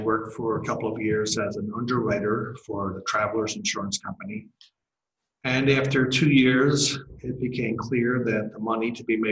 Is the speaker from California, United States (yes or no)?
no; Philadelphia, Pennsylvania, United States; I'm born and raised Philadelphian. You can probably tell that by my accent.